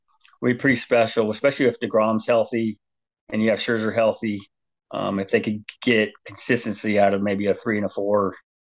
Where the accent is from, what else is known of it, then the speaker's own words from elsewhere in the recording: West Coast, United States; I know that for a fact because I'm from the West Coast.